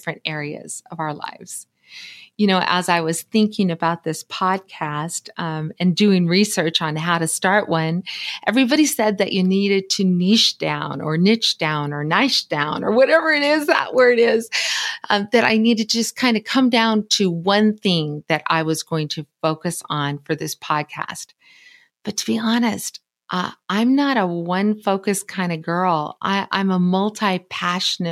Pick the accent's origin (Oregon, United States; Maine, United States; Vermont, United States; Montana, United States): Montana, United States; from Montana. I was born and raised here.